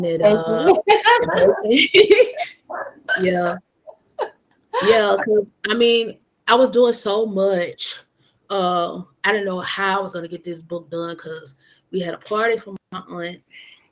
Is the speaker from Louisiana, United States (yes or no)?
yes; Monroe, Louisiana, United States; also born or lived in Mississippi; Monroe, my hometown